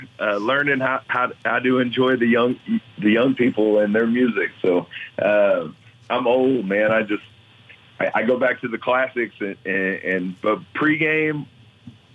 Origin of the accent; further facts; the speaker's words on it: St. Louis, Missouri, United States; I grew up in St. Louis, and I've lost two NFL teams in my career as a St. Louis person